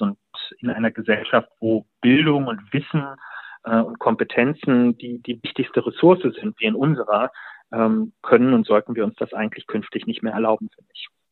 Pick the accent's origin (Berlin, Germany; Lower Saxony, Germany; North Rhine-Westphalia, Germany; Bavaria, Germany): Berlin, Germany; ich bin ja Berliner